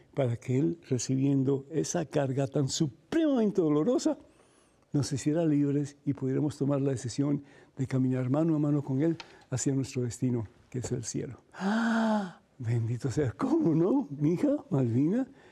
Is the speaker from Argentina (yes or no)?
no; Cuba; soy cubano